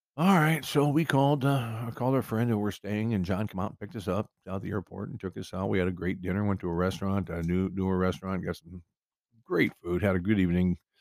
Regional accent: Cedar Rapids, Iowa, United States; moved away; my hometown of Cedar Rapids, Iowa

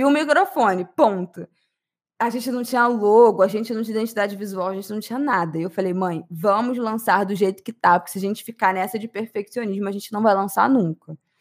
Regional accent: Brazil

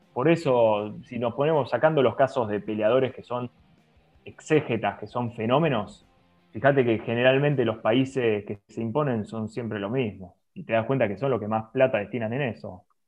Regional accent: Argentina; somos así, el argentino es así

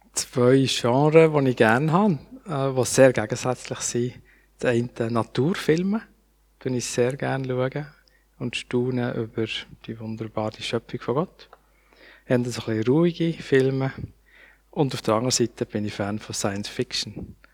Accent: Basel, Basel-Stadt, Switzerland; Dann haben wir dann in Basel gewohnt, ähm, wo ich aufgewachsen bin als Kind

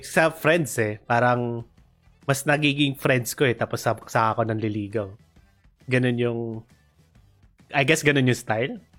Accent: Philippines; na Asian ako, na Pilipino ako

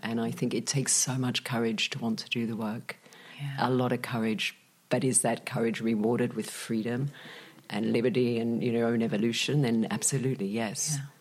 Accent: Australia; moved away as an adult; now in Malaga, Spain; when I was young, growing up in Australia with a Czech father

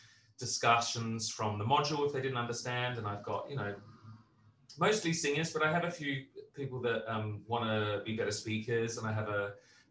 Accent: Australia; also born or lived in Britain; now in United Kingdom; I'm, as an Australian

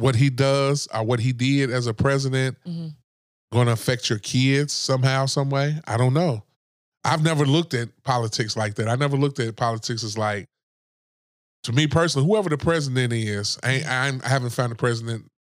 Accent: Kentucky, United States; I'm from Kentucky

